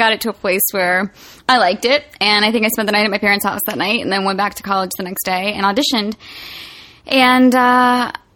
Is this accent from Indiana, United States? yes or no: no; Roanoke, Virginia, United States; I'm from Roanoke, Virginia